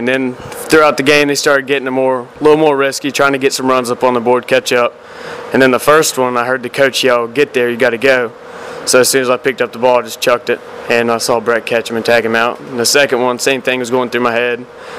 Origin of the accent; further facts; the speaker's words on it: Jackson County, West Virginia, United States; We're just boys from Jackson County that like to play baseball.